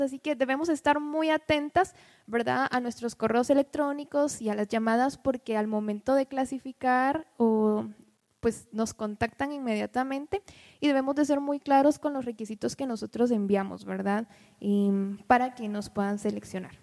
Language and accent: Spanish; Quetzaltenango, Guatemala; Quetzaltenango, que es de donde soy originaria